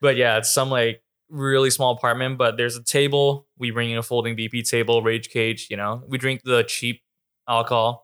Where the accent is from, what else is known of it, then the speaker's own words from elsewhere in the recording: Vancouver, British Columbia, Canada; moved away as an adult; also born or lived in Hong Kong / Jacksonville, United States; now in Los Angeles, United States; I've lived in Vancouver from since I was ten years old to eighteen